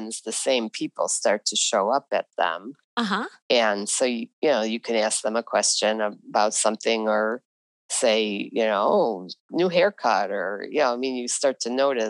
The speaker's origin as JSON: {"language": "English", "town": "Chicago", "region": "Illinois", "country": "United States", "tie": "born or raised there", "said": "I grew up in Chicago"}